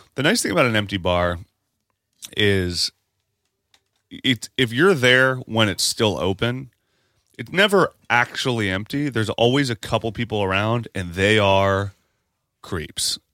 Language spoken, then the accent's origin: English; Parkersburg, West Virginia, United States; moved away; where I'm from. Parkersburg, West Virginia.